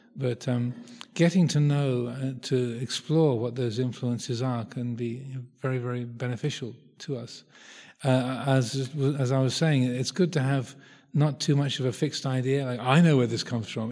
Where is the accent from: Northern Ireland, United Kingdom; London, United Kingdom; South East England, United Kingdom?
South East England, United Kingdom; I grew up in Southeast England